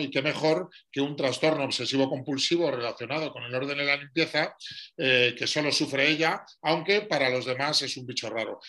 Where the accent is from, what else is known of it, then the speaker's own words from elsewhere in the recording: Madrid, Community of Madrid, Spain; Soy madrileño de 49 años